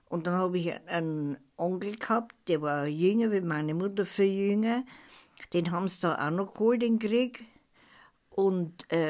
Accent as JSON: {"language": "German", "town": "Ebnat", "region": "Baden-Württemberg", "country": "Germany", "tie": "born there", "said": "in Ebnat, im Überdamm, in dem alten Prahlerhaus bin ich geboren."}